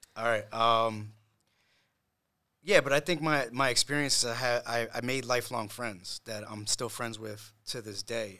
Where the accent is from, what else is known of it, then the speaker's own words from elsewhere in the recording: Matawan, New Jersey, United States; moved away as an adult; also born or lived in Puerto Rico / New York; I grew up here in, uh, in Monmouth County, in, in, in Mattawan